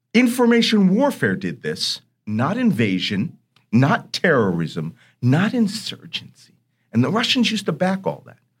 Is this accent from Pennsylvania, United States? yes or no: yes; Philadelphia, Pennsylvania, United States; I grew up in Philadelphia